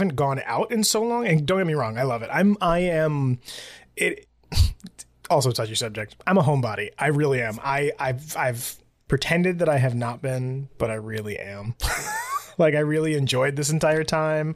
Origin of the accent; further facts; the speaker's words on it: New York, United States; I'm obviously from New York